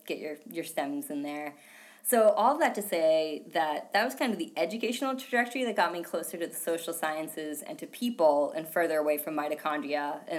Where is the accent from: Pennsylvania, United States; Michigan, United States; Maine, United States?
Maine, United States; I'm from Maine.